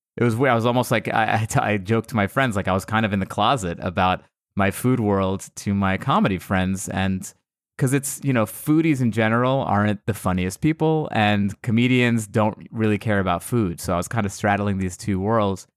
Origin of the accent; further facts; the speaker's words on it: United States; I was born in America, but my, my family is all from Iran